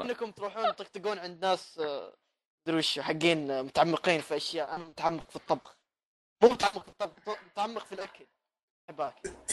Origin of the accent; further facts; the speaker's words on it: Jeddah, Makkah Province, Saudi Arabia; في مطعم عندنا في جده